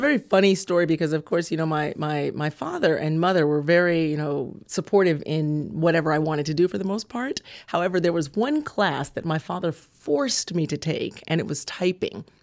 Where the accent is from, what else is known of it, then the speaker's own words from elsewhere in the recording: California, United States; I grew up in California.